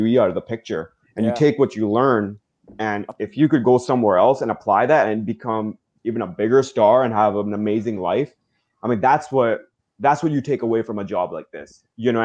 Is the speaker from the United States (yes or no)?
no; Vancouver, British Columbia, Canada; I'm a kid from Vancouver with my brother